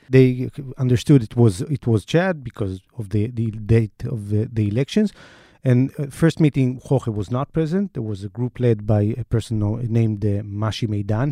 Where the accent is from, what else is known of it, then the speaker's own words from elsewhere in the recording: Israel; accent: Israeli; my Israeli accent